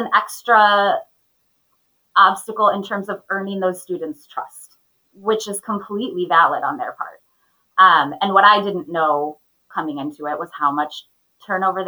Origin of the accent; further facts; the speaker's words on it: Minnesota, United States; I grew up in Minnesota, which is where I live currently